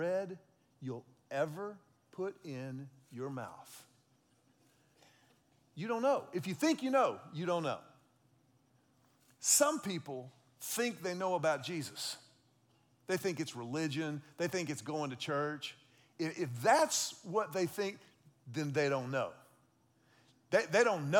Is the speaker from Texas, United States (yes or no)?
yes; Texas, United States; I grew up in Texas